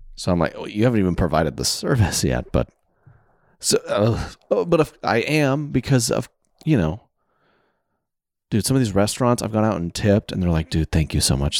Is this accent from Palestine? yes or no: no; the South, United States; I'm from the South